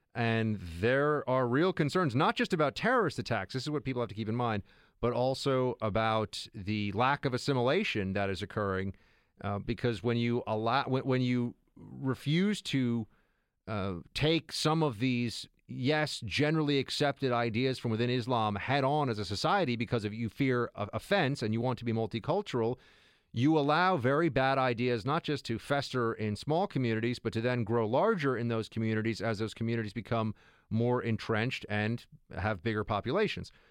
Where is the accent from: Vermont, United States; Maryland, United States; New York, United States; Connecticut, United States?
New York, United States; New York City; my hometown where I am right now, New York City.